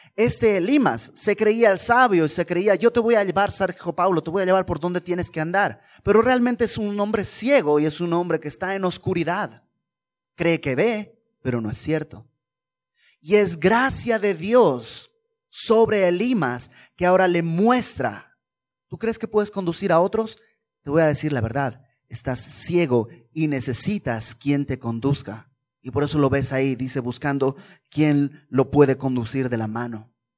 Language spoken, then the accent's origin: Spanish; Bolivia; En, Bolivia, que es de donde yo vengo